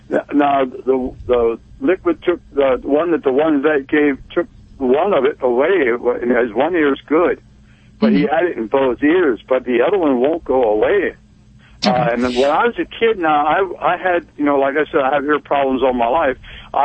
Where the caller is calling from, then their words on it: Bethel, Pennsylvania, United States; Bethel, PA.